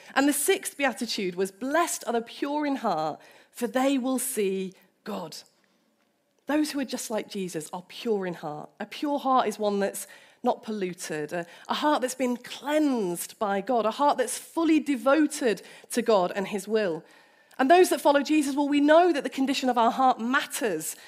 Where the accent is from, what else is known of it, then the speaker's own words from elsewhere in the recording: United Kingdom; As a British person